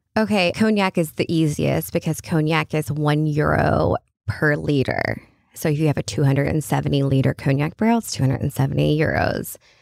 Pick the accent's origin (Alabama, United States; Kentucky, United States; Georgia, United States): Kentucky, United States; I work for a French company and I'm from Kentucky